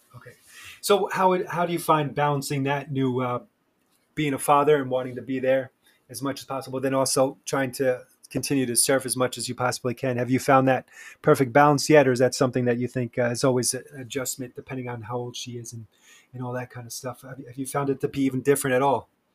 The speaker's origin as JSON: {"language": "English", "region": "New York", "country": "United States", "moved": "yes", "lives_now": "Charleston, United States", "said": "I'm originally from New York"}